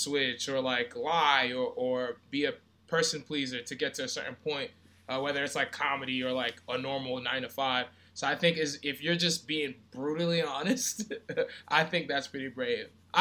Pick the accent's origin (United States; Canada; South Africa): United States; Brentwood, New York; I grew up in Brentwood, Long Island